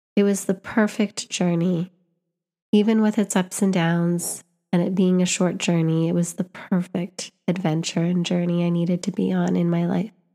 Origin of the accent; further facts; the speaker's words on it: Canada; I'm visiting from Canada, but my family was born here.